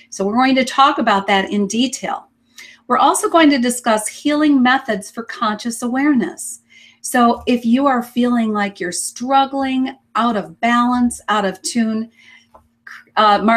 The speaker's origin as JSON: {"language": "English", "country": "Sweden", "tie": "born or raised there", "moved": "as an adult", "lives_now": "Canada", "said": "I, I was born in Sweden uh, to an academic family"}